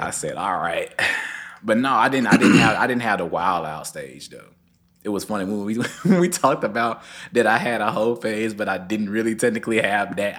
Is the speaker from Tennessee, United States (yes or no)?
yes; Memphis, Tennessee, United States; also born or lived in Germantown, Tennessee; I came from Memphis City. That's where I came from